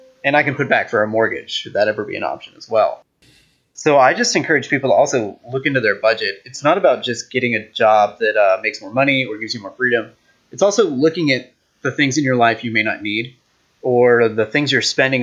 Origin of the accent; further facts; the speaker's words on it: United States; as an American